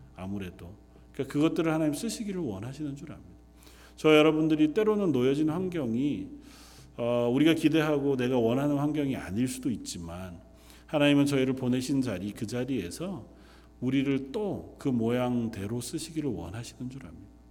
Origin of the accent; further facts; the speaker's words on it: South Korea; moved away as an adult; now in London; 우리가 나고 자란 태어난 그 땅에서 조금은 먼 곳에 떠나와 있어 삶을 살아가지만